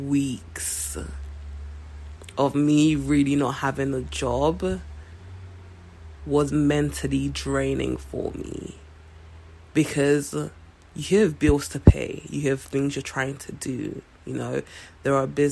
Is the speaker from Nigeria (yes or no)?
yes; Nigeria; also born or lived in London; now in Seattle, United States; I am originally from Nigeria. Spent a few years in London, then moved to Seattle about 3-4 years ago